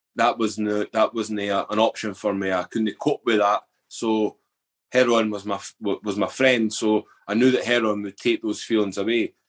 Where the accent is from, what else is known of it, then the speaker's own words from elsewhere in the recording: Edinburgh, Scotland, United Kingdom; I was brought up in the East Coast, Edinburgh